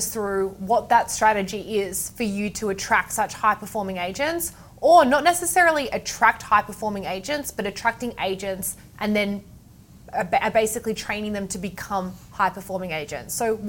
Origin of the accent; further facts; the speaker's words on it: Doncaster East, Victoria, Australia; I grew up in Doncaster East.